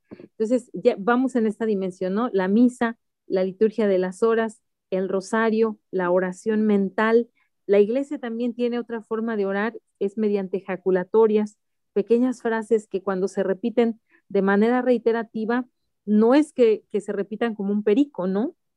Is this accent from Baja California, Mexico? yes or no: no; Mexico City, Mexico; Yo soy de la Ciudad de México, originaria de la Ciudad de México